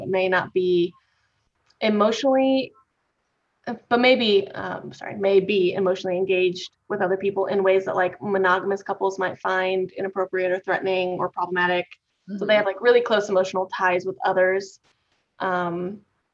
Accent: Midwest, United States; I was raised in the Midwest

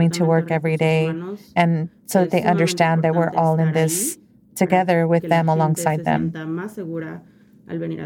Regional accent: Mexico; moved away; I come from Mexico, and you know, have my culture

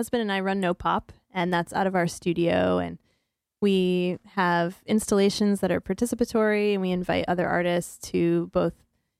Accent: Montrose, Pennsylvania, United States; moved away as an adult; also born or lived in Cleveland, Ohio; now in New Haven, United States; I'm from Pennsylvania.

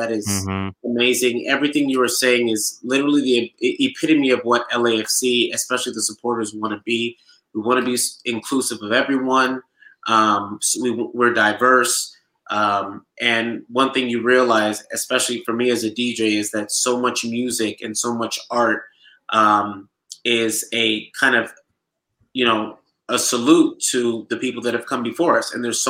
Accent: Nigeria; accent: Nigerian; now in Los Angeles, United States; it wouldn't be right if I didn't bring out my Nigerian accent this week. So unfortunately, I will not be at any of the watch parties because I will be supporting my home country, the village of my father.

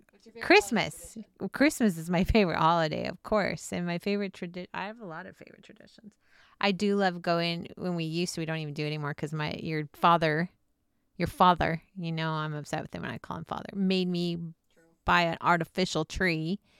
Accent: Snowflake, Arizona, United States; I grew up in Snowflake, Arizona.

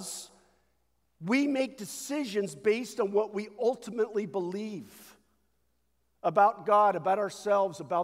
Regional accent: United States; we as American Christians

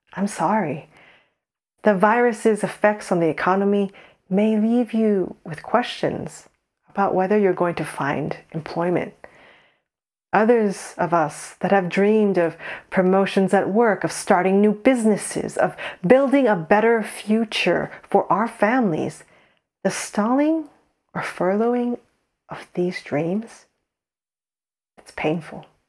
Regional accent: United States; moved away as an adult; now in Saint Andrews, United Kingdom; we're Korean American

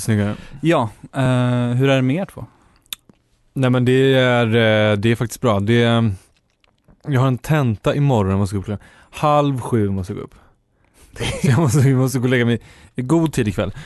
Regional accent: Uppland, Sweden; jag är från Uppland

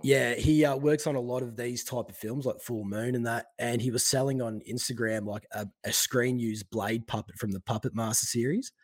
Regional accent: Victoria, Australia; also born or lived in Western Australia; I'm living in Victoria in my hometown at the moment.

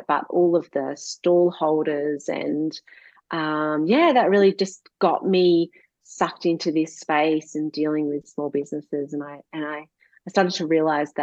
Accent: Gippsland, Victoria, Australia; moved away as an adult; also born or lived in London; now in Warragul, Australia; I grew up in Gippsland

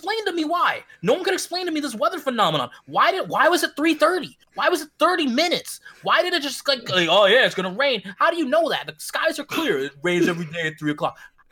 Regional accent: Syracuse, New York, United States; I'm from Syracuse

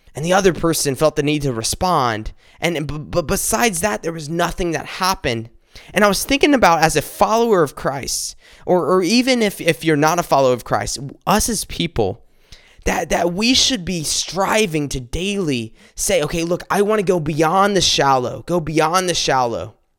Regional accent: South Carolina, United States; we, we grew up in South Carolina. We went to school, uh, together in South Carolina

